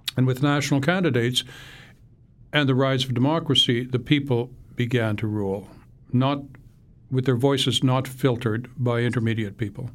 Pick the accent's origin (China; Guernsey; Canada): Canada; now in United States; I wrote the book as a Canadian, but that I became last month an American